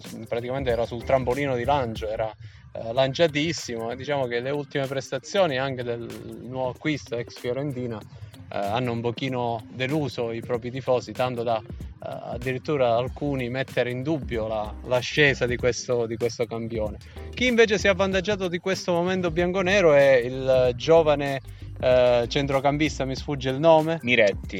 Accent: Calabria, Italy; se noi siamo calabresi

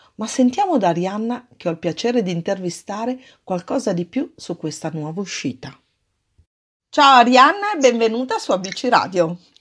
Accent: Milan, Lombardy, Italy; now in near Treviso, Italy; io sono proprio milanese

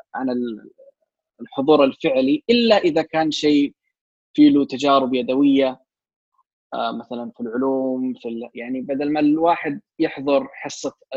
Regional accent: Saudi Arabia; في عندنا جامعه الكترونيه سعوديه

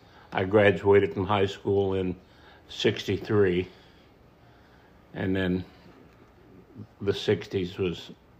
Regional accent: Columbus, Ohio, United States; Yes. My school was Mifflin High School, and... We did pretty good. My graduating class of 84

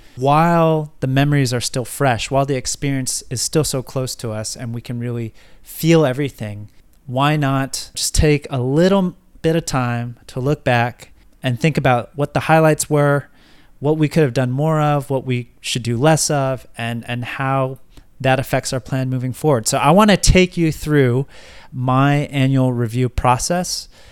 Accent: United States; moved away; living abroad as an American

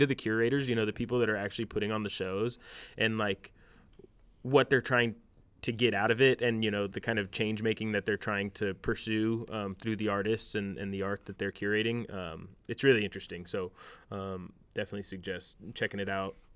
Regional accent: Union City, California, United States; I grew up in Union City

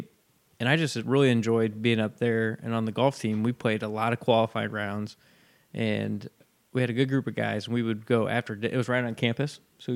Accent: Logansport, Indiana, United States; I grew up in Logansport, just not too far from here

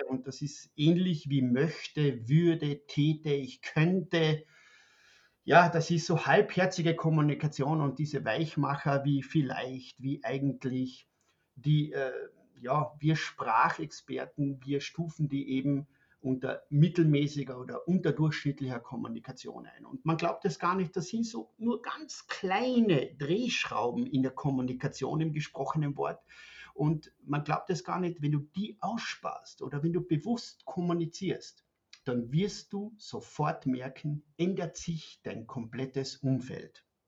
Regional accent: Austria; moved away as an adult; now in Germany; Man hört das, ich bin ein Österreicher, wohne seit fünf Jahren in Deutschland

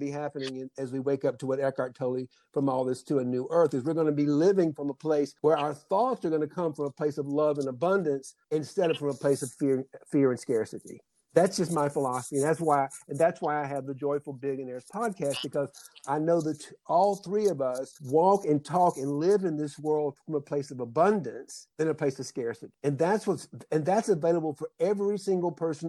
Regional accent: South Georgia, United States; I grew up in South Georgia

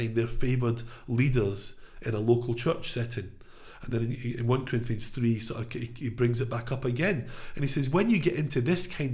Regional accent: Glasgow, Scotland, United Kingdom; now in England, United Kingdom; I come from Scotland, from Glasgow, from a working class, Labour voting background

